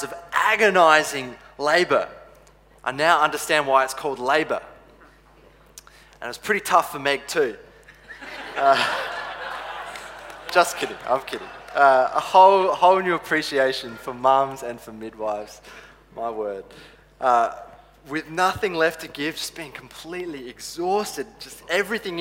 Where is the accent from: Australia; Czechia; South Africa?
Australia; Adelaide, South Australia; also born or lived in Canada; I grew up in Canada and the eastern suburbs of Adelaide